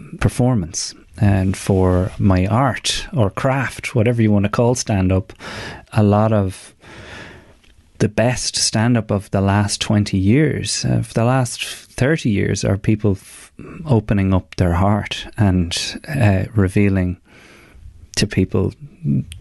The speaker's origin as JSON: {"language": "English", "country": "Ireland", "said": "our culture as men, as Irish men"}